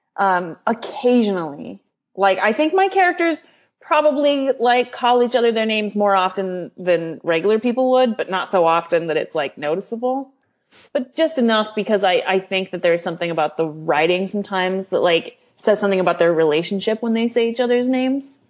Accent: California, United States; I was born in California

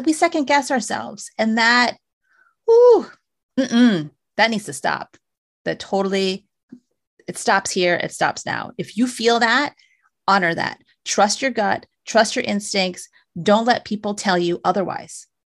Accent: United States; I was born here in the States

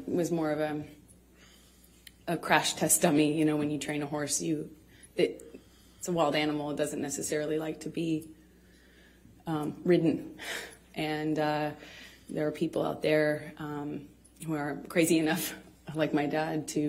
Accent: Manor, Texas, United States; I come from Austin, Texas, a small town outside of Austin that you probably haven't heard of. No one has. It's called Manor

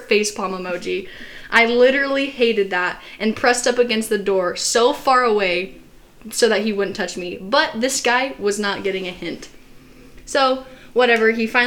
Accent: Arizona, United States; in Arizona, in our school, it was like, as soon as you turned 16

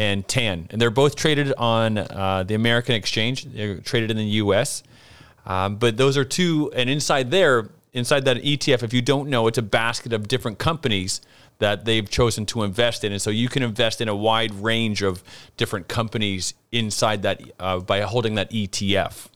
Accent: Brantford, Ontario, Canada; I'm from Canada, and my hometown actually is Brantford, Ontario

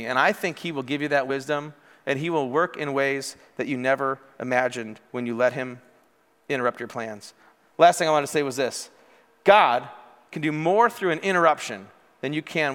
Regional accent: Morris, United States; moved away as an adult; also born or lived in Wisconsin; I grew up in Morris

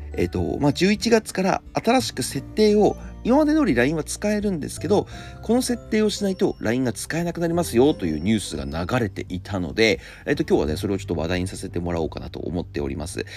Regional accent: Tohoku, Japan; also born or lived in Akita Prefecture; now in Tokyo, Japan; 僕、は東北出身で

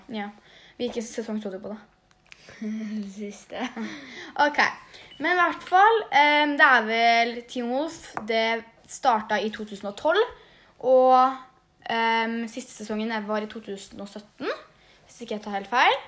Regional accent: Svinndal, Østfold, Norway; born or raised there; also born or lived in Jeløya, Moss

